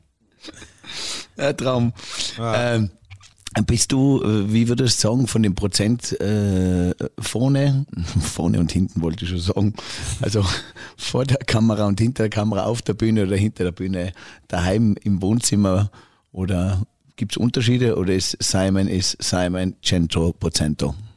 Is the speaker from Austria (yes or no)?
yes; Tyrol, Austria; wir Tiroler Bayern